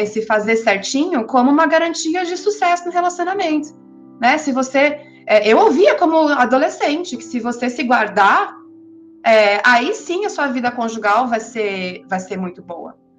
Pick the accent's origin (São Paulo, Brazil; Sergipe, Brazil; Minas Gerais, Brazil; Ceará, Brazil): São Paulo, Brazil; de São Paulo, que é de onde eu sou